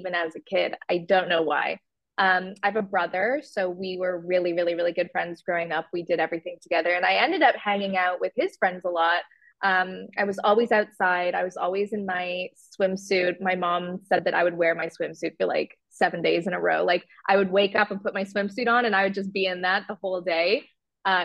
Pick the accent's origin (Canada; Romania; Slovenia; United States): Canada; Waterloo, Ontario; moved away as an adult; now in London, United Kingdom; I am originally from Canada. I was born in Waterloo, Ontario. And when I just turned 19, I moved to the UK.